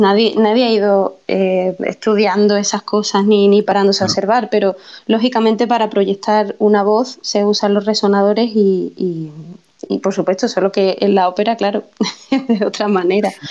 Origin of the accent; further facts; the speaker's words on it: Andalusia, Spain; mi tierra